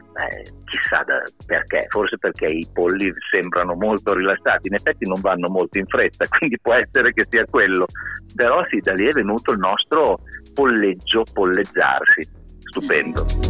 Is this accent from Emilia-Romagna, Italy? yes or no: yes; Bologna, Emilia-Romagna, Italy; alla nostra, alla nostra città